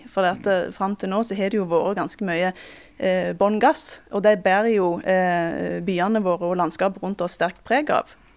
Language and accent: Norwegian; Time, Rogaland, Norway; i heimkommunen min, eh, Time